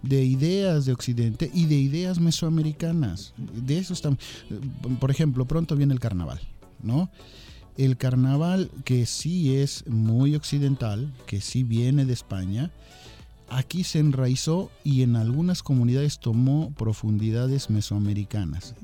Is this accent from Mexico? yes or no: yes; Mexico; Así somos los mexicanos